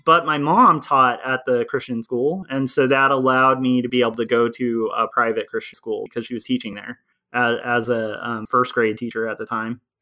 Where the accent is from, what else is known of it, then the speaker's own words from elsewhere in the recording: California, United States; also born or lived in Tarzana, California / Texas; I was born in Tarzana, California, and then we moved from there to um, Texas